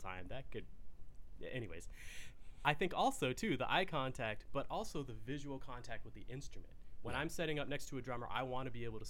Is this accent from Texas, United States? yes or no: yes; Fort Worth, Texas, United States; moved away; But I grew up in Fort Worth in Texas